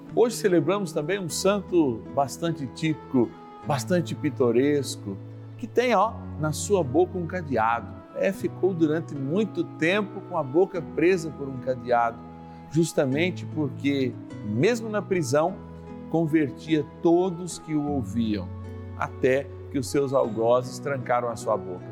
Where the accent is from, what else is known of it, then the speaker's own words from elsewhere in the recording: Minas Gerais, Brazil; na minha linda Minas Gerais